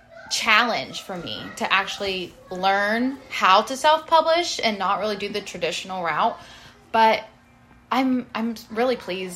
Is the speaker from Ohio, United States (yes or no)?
yes; Ohio, United States